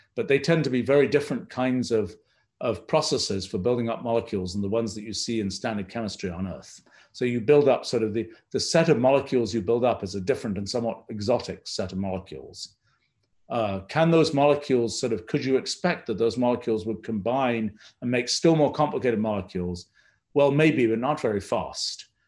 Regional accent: England, United Kingdom; I was growing up in England

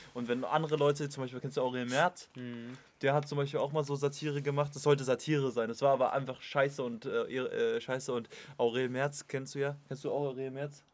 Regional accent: Potsdam, Brandenburg, Germany; wir kommen ja hier aus Potsdam

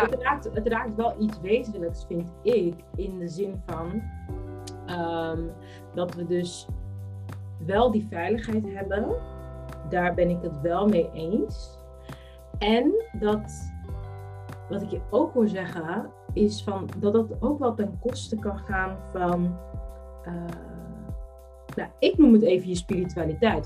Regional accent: Netherlands; ik heb Capverdis roots, maar ik ben in Nederland geboren

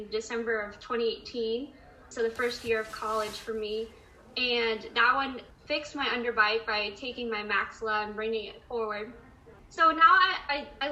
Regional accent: San Diego, California, United States; I'm from San Diego County, so like I'm a San Diego local

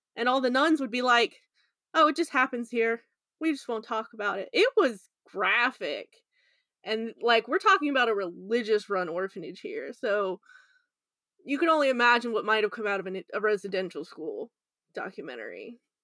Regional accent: United States; I'm the American here

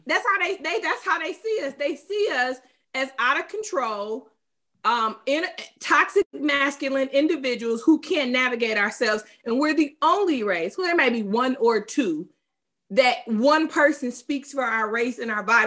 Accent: Detroit, Michigan, United States; raised in the city of Detroit

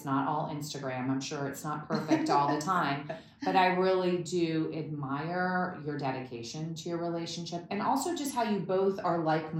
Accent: Berlin, Germany; I mean, growing up in East Berlin, I mean, I was a diplomat's child, so it was like very fancy in things that we had, a cook, a maid, and a driver, but it was East Berlin, and being behind the wall

